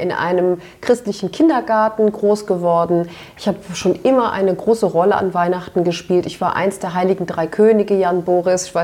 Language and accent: German; Turkey; ja, aber da sage ich dir als Türkin, ähm, dass ich das nicht so gut finde.